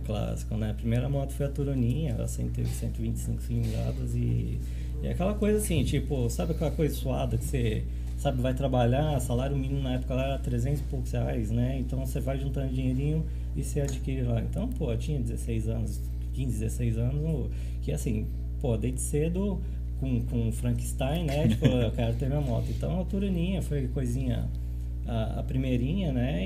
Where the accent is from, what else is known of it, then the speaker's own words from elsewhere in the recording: São Paulo, Brazil; moved away as an adult; also born or lived in Goiânia, Brazil / Rio Quente, Brazil; now in Caldas Novas, Brazil; Eu sou de São Paulo, né? São Paulo capital